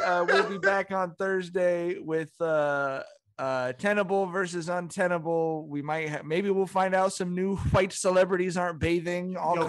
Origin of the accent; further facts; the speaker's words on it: West Coast, United States; I grew up on the West Coast in a city with Black people.